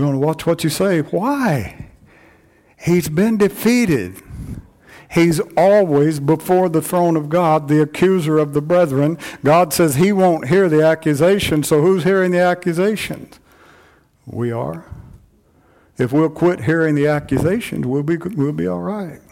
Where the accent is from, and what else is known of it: United States